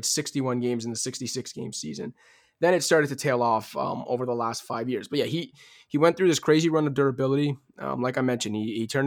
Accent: Toronto, Ontario, Canada; growing up in Toronto

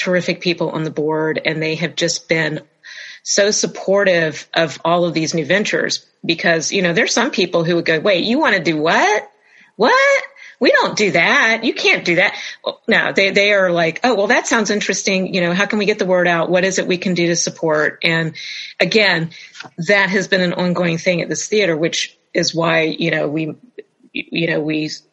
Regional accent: Jacksonville, Florida, United States; I grew up in Jacksonville

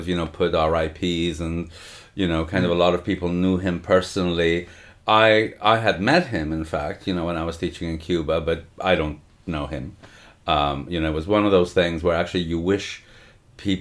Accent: Montreal, Quebec, Canada; moved away; where I grew up in Canada, in Montreal

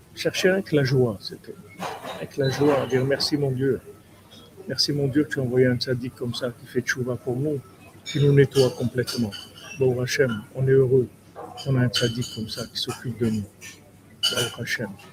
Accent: Toulouse, Occitania, France; quand j'étais jeune à Toulouse

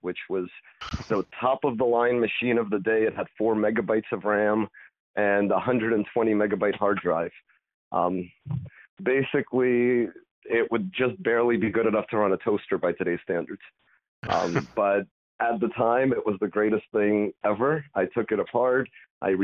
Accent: Long Island, New York, United States; also born or lived in Soviet Union / Italy; Moved out to Long Island. My parents bought a house there back in 93, finished up school there

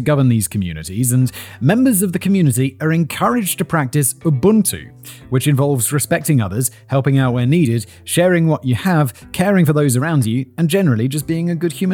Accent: United Kingdom; I'm British.

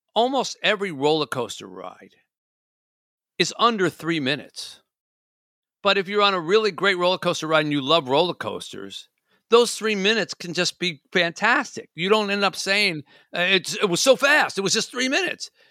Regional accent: Michigan, United States; I'm from Michigan

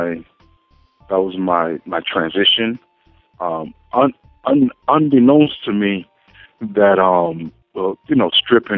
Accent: New York City, New York, United States; From the Bronx, New York.

